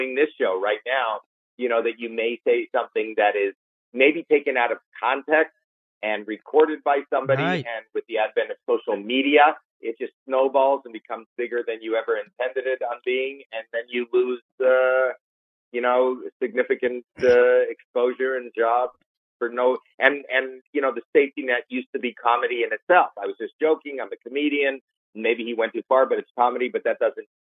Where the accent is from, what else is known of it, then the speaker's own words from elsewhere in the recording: Toronto, Ontario, Canada; moved away; I'm from Toronto, Canada